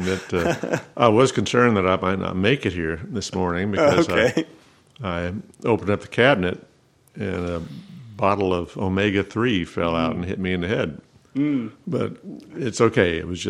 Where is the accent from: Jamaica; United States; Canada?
United States; Tulsa, Oklahoma; also born or lived in Artesia, New Mexico / Maljamar, New Mexico; Mostly from Tulsa. I wasn't born in Tulsa, okay, but we moved there. I was 6 when we moved there, and I started second grade in Tulsa.